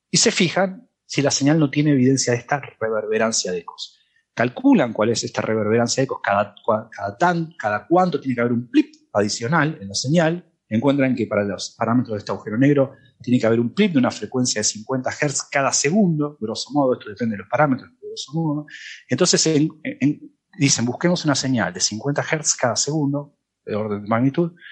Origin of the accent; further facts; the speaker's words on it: Germany; Spanish is a second language; es que, es que obviamente yo soy alemán y...